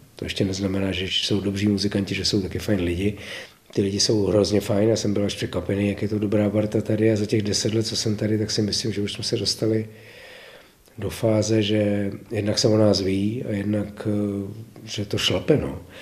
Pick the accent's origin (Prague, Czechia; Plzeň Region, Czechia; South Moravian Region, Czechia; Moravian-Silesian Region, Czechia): Prague, Czechia; also born or lived in České Budějovice; vedle Prahy, kde jsem se narodil a žil jsem tam, nebo žiju tam v podstatě dodnes částečně, a že jsem tam plných 60 let jako naplno